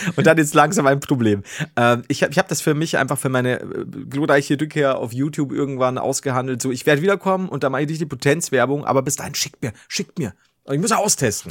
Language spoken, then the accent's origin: German; Bavaria, Germany; als Bayer